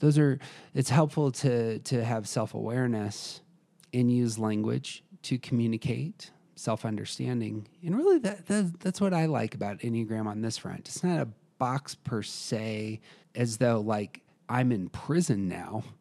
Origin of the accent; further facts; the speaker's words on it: United States; I'm an American